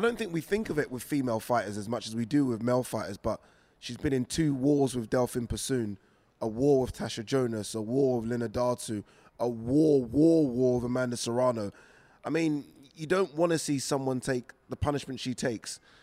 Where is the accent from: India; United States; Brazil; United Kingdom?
United Kingdom; we as British fight fans